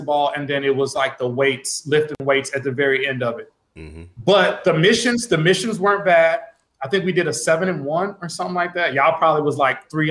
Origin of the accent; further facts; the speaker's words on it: Alexandria, Louisiana, United States; moved away as an adult; also born or lived in Arizona; growing up in Louisiana